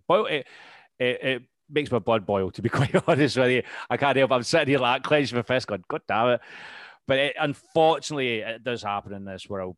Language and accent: English; United Kingdom; we're British